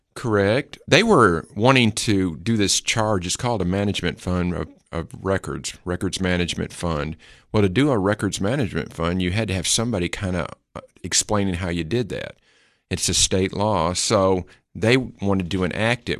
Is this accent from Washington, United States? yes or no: no; Putnam County, Tennessee, United States; also born or lived in Detroit, Michigan; I always feel like I'm a Putnam County-an. Um, even though I was born in Detroit, but we were here my whole life